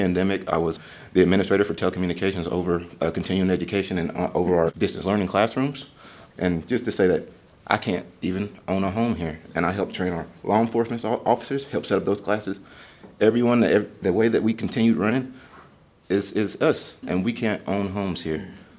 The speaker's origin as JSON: {"language": "English", "town": "Asheville", "region": "North Carolina", "country": "United States", "tie": "born or raised there", "said": "I grew up in Asheville, born here, raised here. I'm 33, I've been paying taxes here for 33 years. My family has been here for multiple generations"}